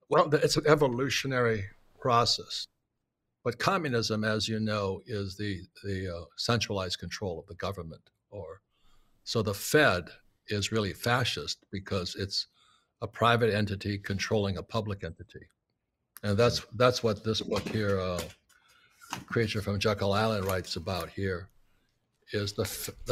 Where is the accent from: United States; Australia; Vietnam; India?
Vietnam; So anyway, I grew up in Vietnam.